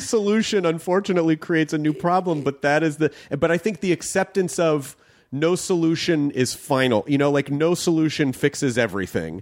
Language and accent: English; the South, United States; moved away; I grew up in the South